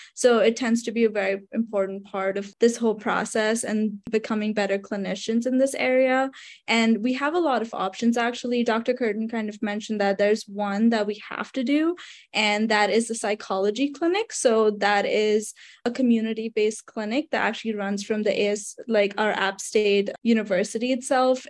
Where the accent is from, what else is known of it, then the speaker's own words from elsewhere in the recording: Mumbai, Maharashtra, India; moved away as an adult; now in United States; so I am actually from Mumbai, India. So I was an international student